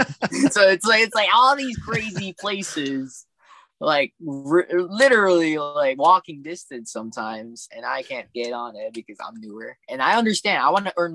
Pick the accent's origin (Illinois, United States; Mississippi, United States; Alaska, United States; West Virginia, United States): Alaska, United States; also born or lived in North Carolina; I'm from Alaska.